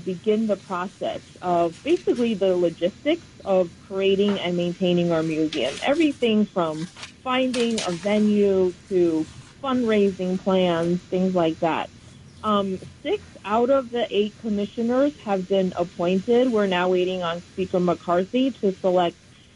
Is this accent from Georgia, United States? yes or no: no; New York City, New York, United States; I grew up and went to school in New York City